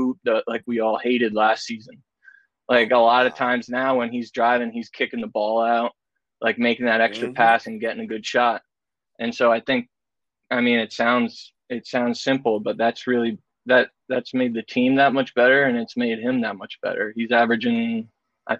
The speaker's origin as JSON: {"language": "English", "region": "New Jersey", "country": "United States", "tie": "born or raised there", "said": "I was born in Jersey"}